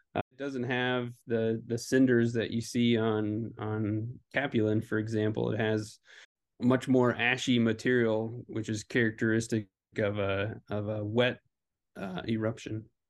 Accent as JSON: {"language": "English", "region": "Kentucky", "country": "United States", "tie": "born or raised there", "moved": "yes", "said": "my home state of Kentucky"}